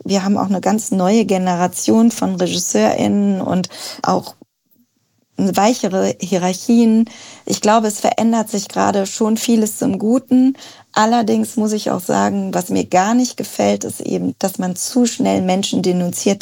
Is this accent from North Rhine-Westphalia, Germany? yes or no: yes; North Rhine-Westphalia, Germany; moved away as an adult; also born or lived in Cologne / London / South Africa; now in Berlin, Germany; Ich bin in NRW aufgewachsen